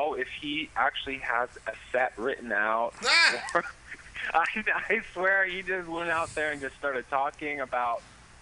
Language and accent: English; San Francisco, California, United States; San Francisco is obviously my hometown. Grew up right on Castro Street